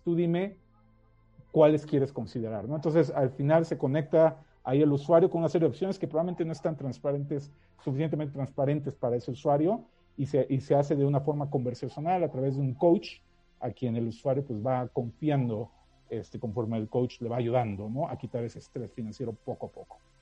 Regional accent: Mexico; accent: Mexican; moved away as an adult; also born or lived in United States; soy mexicano, ya lo habrás notado por el acento, pero, viví muchísimos años en, Estados Unidos

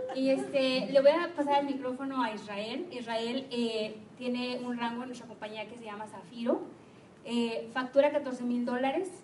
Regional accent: Guadalajara, Jalisco, Mexico; also born or lived in Lagos de Moreno; en Guadalajara tenemos la cultura de que como ya salimos del TEC o salimos de la vd o de la UDG

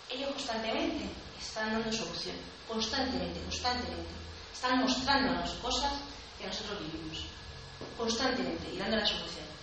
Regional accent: a village 30 km from Cáceres, Extremadura, Spain; desde Cáceres hasta, hasta mi pueblo de 30

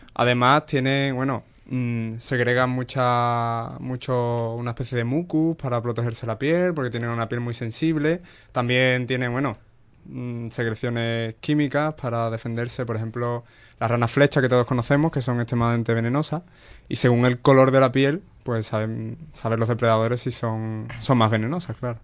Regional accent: Cádiz, Andalusia, Spain; de mi tierra, de Cádiz

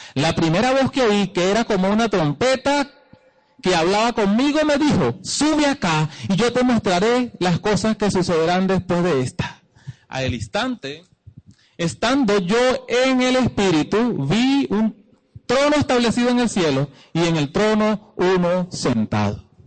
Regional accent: Venezuela; also born or lived in Guatire, Miranda

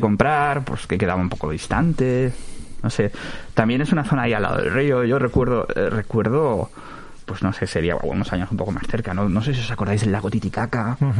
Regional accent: Valencian Community, Spain; soy nacido, yo nací en Valencia, en el hospital clínico, pero he residido aquí desde, desde aquel día

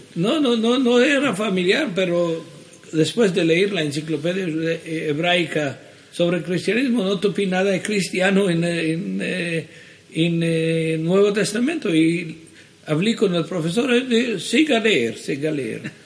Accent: Jerusalem, Jerusalem District, Israel; Spanish is a second language; also born or lived in Sofia, Bulgaria; ahí crecí de, un, de edad de un año, fina hoy crecí en Jerusalén

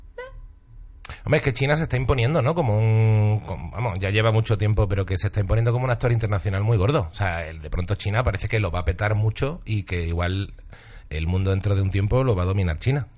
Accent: Seville, Andalusia, Spain; also born or lived in Huelva; Yo me crié en Sevilla, nací en Huelva

